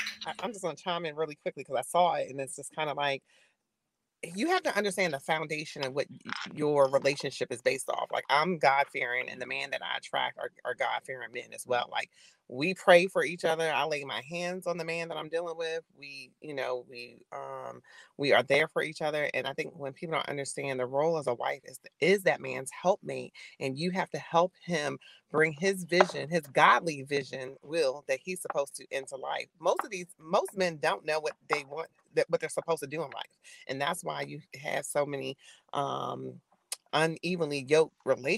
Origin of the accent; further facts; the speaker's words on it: Albany, United States; I was born and raised in Albany